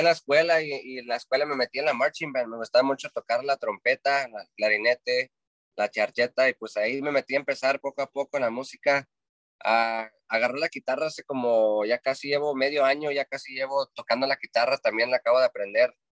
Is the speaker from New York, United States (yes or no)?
no; Santa Cruz, California, United States; Yo soy de Santa Cruz, California